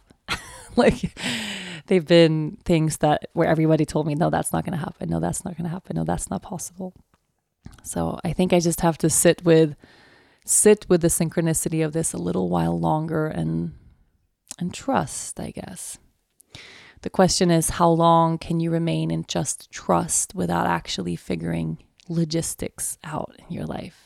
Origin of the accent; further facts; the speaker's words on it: Sweden; moved away; also born or lived in Aruba; my home country